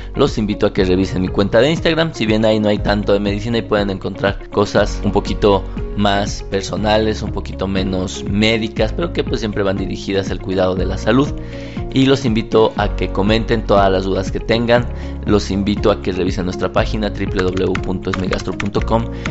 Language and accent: Spanish; Mexico; países en vías de desarrollo como el nuestro